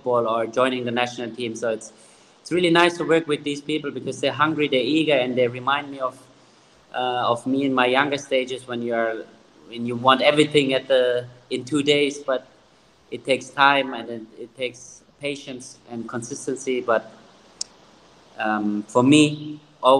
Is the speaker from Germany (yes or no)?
yes; Germany; moved away; I grew up in Germany